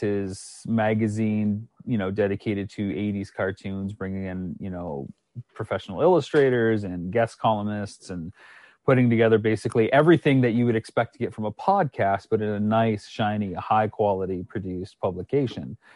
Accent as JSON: {"language": "English", "country": "Canada", "also_born_or_lived": "United States", "moved": "as an adult", "said": "I hail from Canada."}